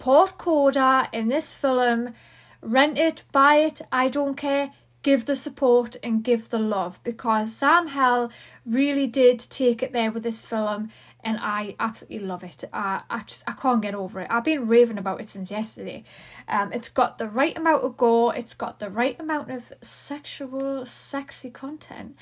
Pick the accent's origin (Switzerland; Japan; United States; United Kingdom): United Kingdom; Newcastle upon Tyne, North East England; accent: Geordie; I'm from the UK, United Kingdom. I'm from Newcastle.